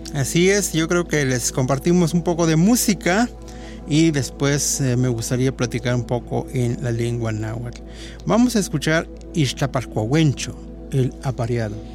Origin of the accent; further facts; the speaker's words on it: Mexico; como mexicanos